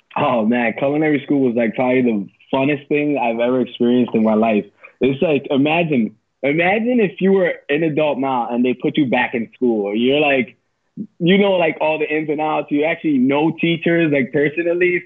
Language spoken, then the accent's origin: English; West New York, New Jersey, United States; also born or lived in Palisades Park, New Jersey; I grew up in West New York, New Jersey